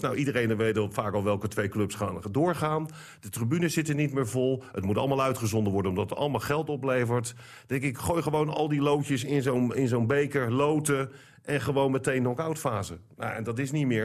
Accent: Netherlands; als Nederlander

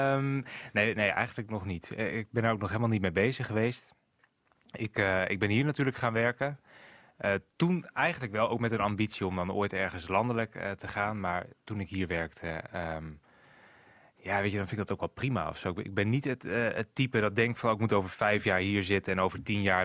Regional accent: Groningen, Netherlands; also born or lived in Haren / Noordlaren; Ik ben geboren uit AZG, toen nog, UMCG dus, in het ziekenhuis in Groningen. En toen woonden we nog in Haren, toen naar Noord-Laren verhuisd en nu weer terug in Groningen.

